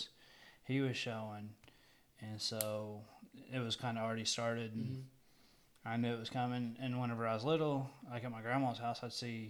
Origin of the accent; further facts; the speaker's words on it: Roosevelt, Oklahoma, United States; also born or lived in Guymon, Oklahoma; now in Fletcher, United States; I wasn't born here. I was born in Guymon, and then moved to Roosevelt when Mom and Dad got married